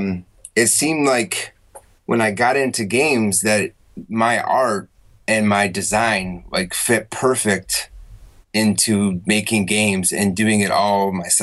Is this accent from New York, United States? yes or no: yes; Syracuse, New York, United States; also born or lived in North Carolina / Australia; now in Taiwan; I'm from New York, Syracuse, New York. And then I moved like to North Carolina and I went to Europe